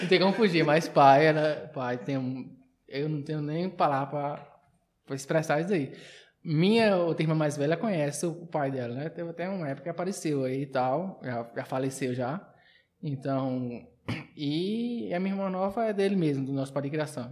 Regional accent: Uibaí, Bahia, Brazil; also born or lived in Xique-Xique, Bahia; now in Barreiras, Brazil; eu nasci em Chique Chique, mas com uns dois anos de idade que eu fui para para Hidrolândia

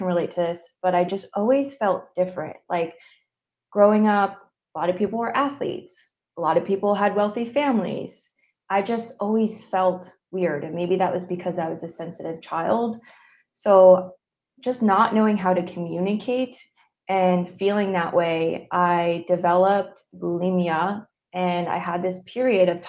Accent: Northeast, United States; moved away; I'm from the Northeast.

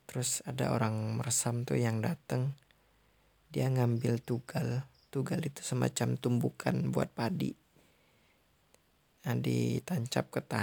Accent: Jambi, Indonesia; identitas gue melebarkan sebagai orang Jambi.

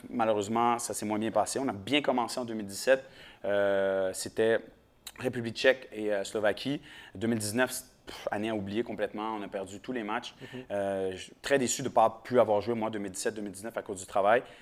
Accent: Quebec, Canada; Et nous, on est des Haïtiens, mais on est des Québécois. On est très fiers d'être Québécois.

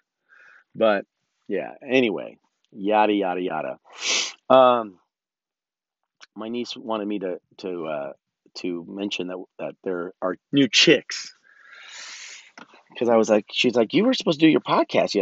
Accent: California, United States; moved away as an adult; also born or lived in Los Angeles / New York; now in Oregon, United States; I'm from California

